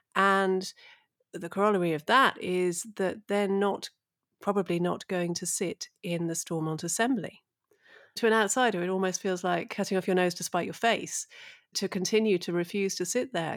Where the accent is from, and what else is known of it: England, United Kingdom